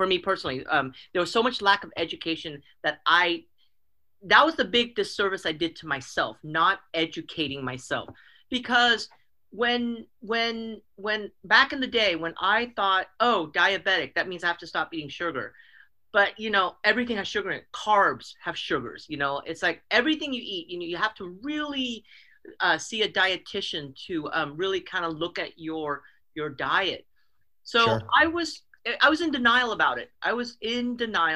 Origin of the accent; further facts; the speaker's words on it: Oakland, California, United States; also born or lived in San Mateo; I grew up in the Bay Area, in Northern California Bay Area. I grew up in Oakland, and we bounced around from places to places, Oakland and then San Mateo